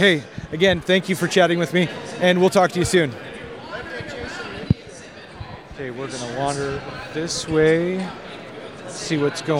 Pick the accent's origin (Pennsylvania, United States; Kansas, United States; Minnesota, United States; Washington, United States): Minnesota, United States; from Minnesota, too. I live in Laverne.